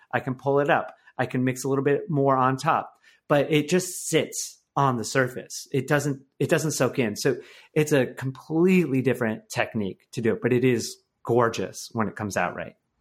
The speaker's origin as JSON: {"language": "English", "region": "Michigan", "country": "United States", "tie": "born or raised there", "said": "my life now is a complete one eighty from my life, uh, growing up in Michigan"}